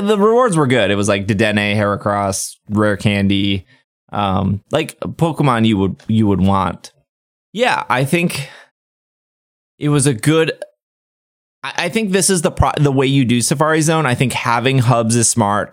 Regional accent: United States; I'm American

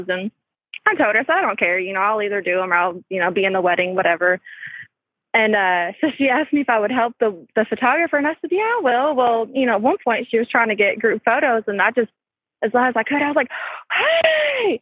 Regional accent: central Kentucky, United States; accent: country; I'm from Kentucky

